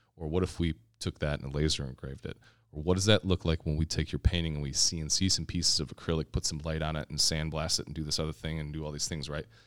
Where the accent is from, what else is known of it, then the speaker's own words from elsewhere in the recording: Kenosha, Wisconsin, United States; moved away as an adult; now in Milwaukee, United States; I am born and raised in Kenosha, Wisconsin.